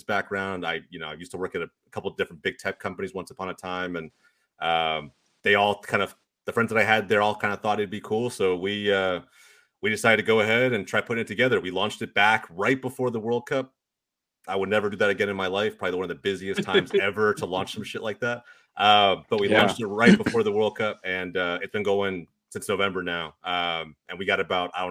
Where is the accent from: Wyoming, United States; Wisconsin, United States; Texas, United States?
Texas, United States; Dallas; I grew up here in the Dallas, Texas area